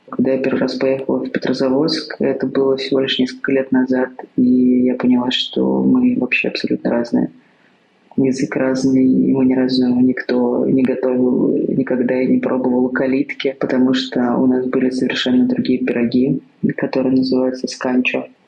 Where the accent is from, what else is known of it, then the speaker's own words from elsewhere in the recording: Tver Oblast, Russia; я родилась в Тверской области, в семье Тверских Карел. Мой папа и моя мама ну, карелы.